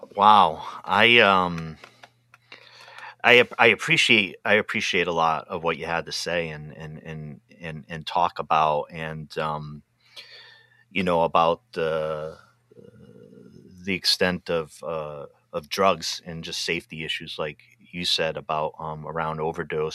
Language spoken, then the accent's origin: English; Pawtucket, Rhode Island, United States; moved away; also born or lived in Massachusetts; I'm originally from Pawtucket, Rhode Island